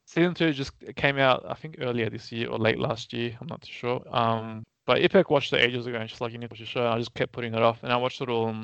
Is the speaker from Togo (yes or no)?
no; Australia; as an Australian, we do enjoy British humour